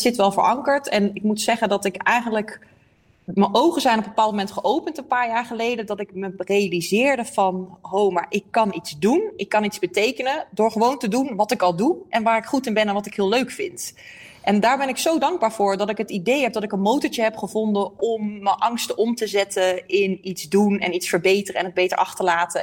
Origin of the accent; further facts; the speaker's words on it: Eindhoven, North Brabant, Netherlands; moved away as an adult; also born or lived in Leiden / The Hague / Amsterdam; Ik kom uit Eindhoven, maar ik heb eh, in Leiden gewoond, Den Haag, Amsterdam